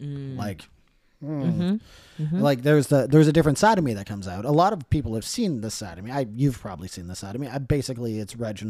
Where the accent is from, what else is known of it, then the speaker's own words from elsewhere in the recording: Langley, British Columbia, Canada; because I grew up in Langley.